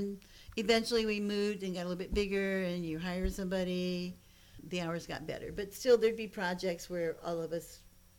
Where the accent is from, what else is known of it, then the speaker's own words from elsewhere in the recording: Ohio, United States; moved away as an adult; I'm from Ohio originally. I'm a Buckeye. Graduated from Ohio State.